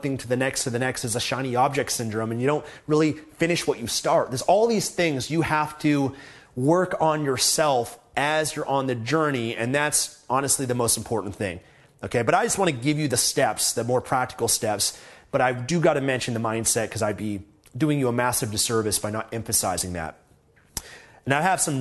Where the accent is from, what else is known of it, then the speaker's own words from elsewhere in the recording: Canada; I'm from Canada